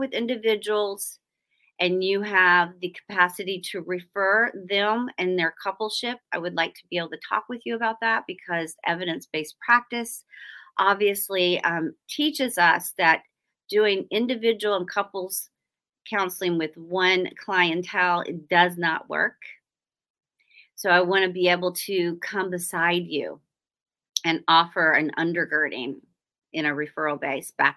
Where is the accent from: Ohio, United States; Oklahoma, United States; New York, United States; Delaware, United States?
Oklahoma, United States; I'm from Oklahoma and we don't say y'all out there. We say you guys.